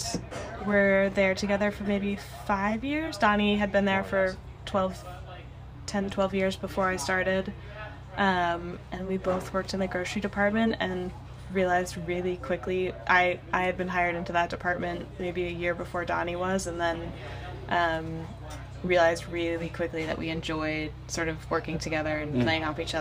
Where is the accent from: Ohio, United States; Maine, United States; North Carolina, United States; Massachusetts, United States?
Maine, United States; moved away as an adult; also born or lived in Portland, Maine / Bar Harbor, Maine; now in East Montpelier, United States; I'm from Maine originally. Mm-hmm. Grew up there